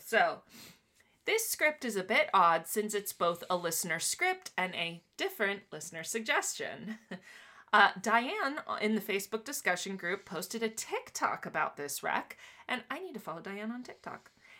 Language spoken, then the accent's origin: English; Miami, Florida, United States; Even though I was born in Miami.